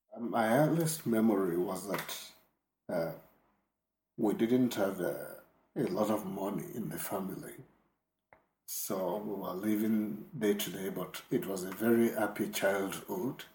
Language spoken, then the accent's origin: English; Ibadan, Oyo, Nigeria; also born or lived in Lagos, Nigeria; We moved to Ibadan from Lagos mm-hmm. Uh, because my father got a job in Ibadan